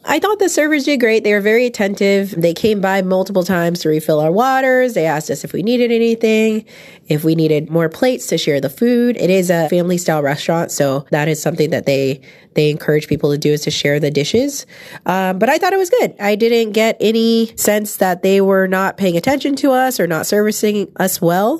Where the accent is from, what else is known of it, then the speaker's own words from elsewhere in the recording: San Francisco, California, United States; I grew up in San Francisco, which is like the hub of ethnic food. I grew up near Chinatown in San Francisco